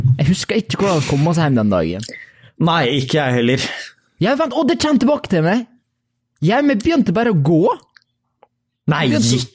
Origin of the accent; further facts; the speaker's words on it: Norway; Ærlig talt, som en nordmann som sitter og hører nyheter fra USA om liksom school shootings og, uh, og police brutality og styr altså